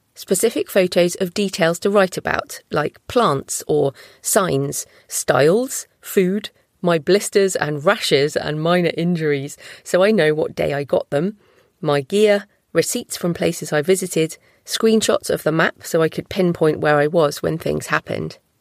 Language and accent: English; United Kingdom; I'm also British